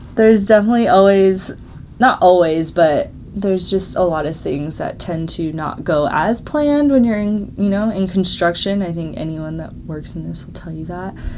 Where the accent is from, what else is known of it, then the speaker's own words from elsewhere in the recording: Scottsdale, Arizona, United States; moved away as an adult; now in Colorado, United States; I grew up in Scottsdale